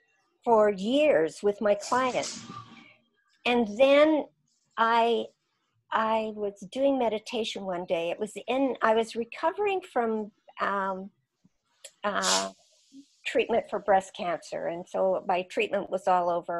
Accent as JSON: {"language": "English", "region": "Saskatchewan", "country": "Canada", "moved": "yes", "said": "I came from Saskatchewan"}